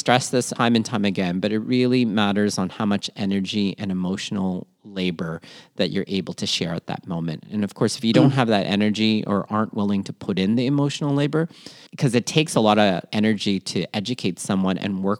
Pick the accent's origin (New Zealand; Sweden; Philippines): Philippines; it has to do, too, with being Filipino, in the sense that being in the Philippines, there's a long tradition of pearl diving.